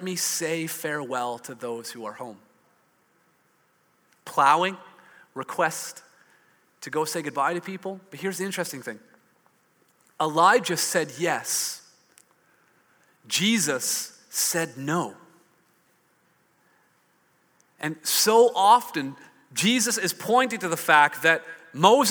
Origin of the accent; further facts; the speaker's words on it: Hamilton, Ontario, Canada; I grew up in Hamilton. I saw a lot more smokestacks than silos